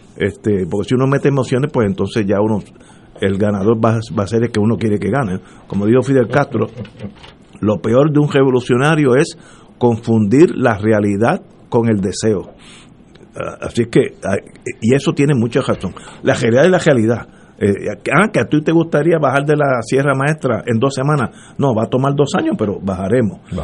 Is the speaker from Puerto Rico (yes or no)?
yes; Puerto Rico; como puertorriqueño